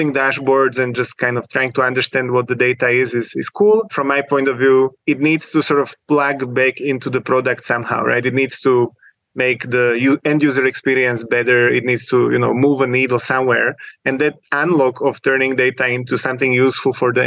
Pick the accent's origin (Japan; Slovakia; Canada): Slovakia; moved away as an adult; now in Switzerland; I'm originally from Slovakia, typical Eastern European technical background, you know, coding competitions since high school.